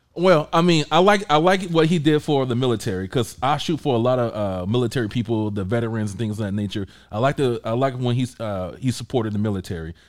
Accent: Georgia, United States; I'm from Georgia.

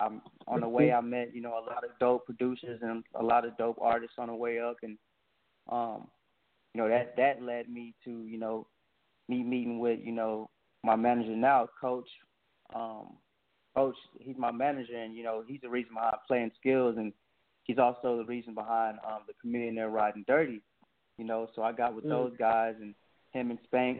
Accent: Dallas, Texas, United States; from Dallas, Texas, born and raised.

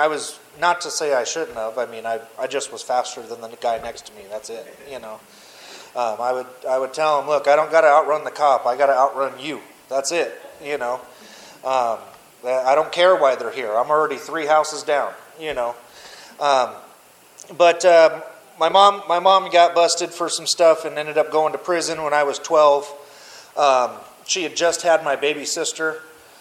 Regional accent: Mesa, Arizona, United States; I grew up in East Mesa, Lindsay and McKellop. So I'm born and raised here in Arizona

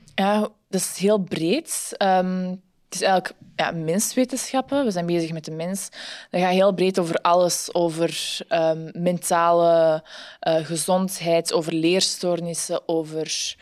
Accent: Antwerp, Flanders, Belgium; also born or lived in Ghent; ik ben van Antwerpen, maar studeer in Gent

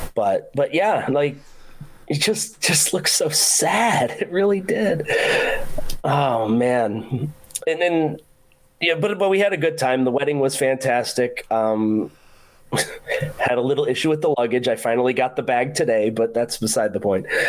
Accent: Rochester, New York, United States; moved away; I was born and raised in Rochester, New York, and I am proud of where I came from

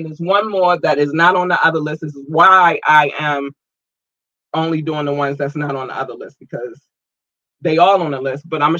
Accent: United States; So first and foremost, shout out to my home country, the United States.

